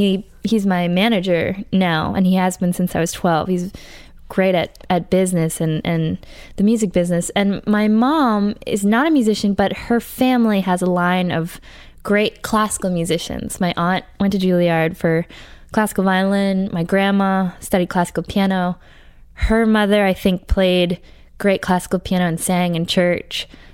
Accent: Brookline, Massachusetts, United States; No, I'm from Brookline, Massachusetts.

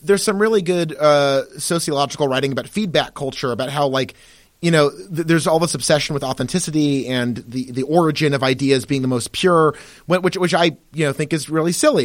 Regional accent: United States; being American, especially being white Americans

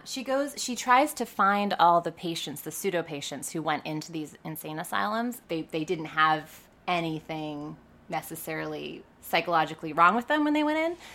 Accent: New York City, New York, United States; I grew up in the East Village on St. Mark's Place

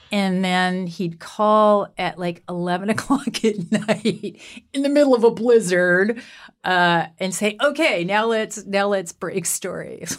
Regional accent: Canada; I'm Canadian.

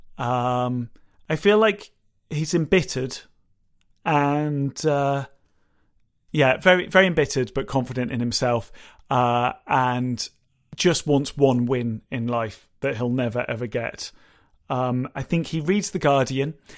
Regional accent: United Kingdom; we're British

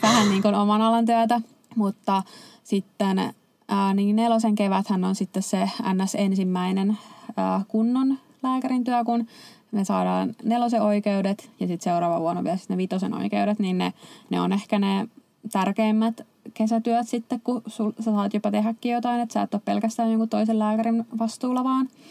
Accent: Helsinki, Uusimaa, Finland; moved away as an adult; also born or lived in Turku; mä itse Helsingistä kotoisin

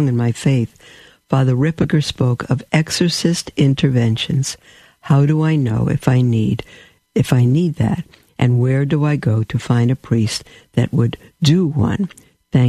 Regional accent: New York City, New York, United States; I'm from a New York. I'm a New Yorker. I'm a Brooklyn bum

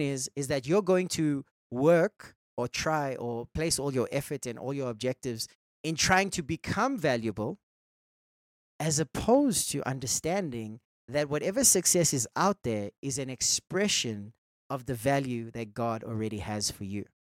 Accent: India; I'm Indian

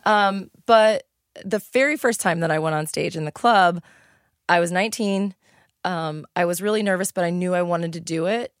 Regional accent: East St. Louis, Illinois, United States; also born or lived in Washington Park, Illinois; I grew up in East Saint Louis. I went to s, grade school in Washington Park.

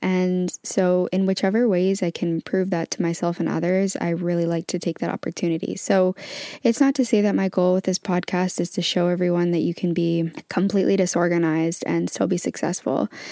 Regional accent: Canada; now in England; I am currently actually located in England, but I'm originally from Canada.

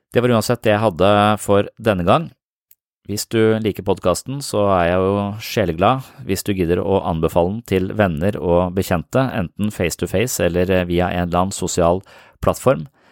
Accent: Nøtterøy, Vestfold, Norway; der jeg vokste opp, på Nøtterøy

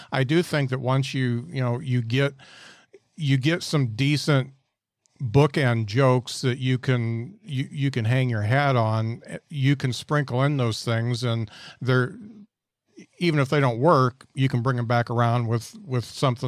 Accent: Indiana, United States; now in Huntsville, United States; I come from Indiana and I moved down to Huntsville.

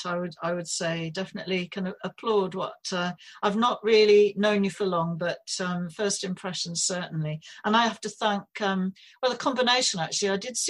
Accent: Northumberland, North East England, United Kingdom; also born or lived in Australia; now in North Yorkshire, United Kingdom; I am Northern, I'm from Northumberland originally

